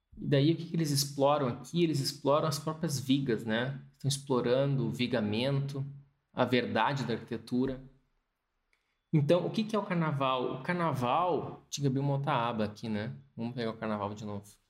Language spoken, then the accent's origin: Portuguese; Brazil; moved away as an adult; also born or lived in England; eu era brasileiro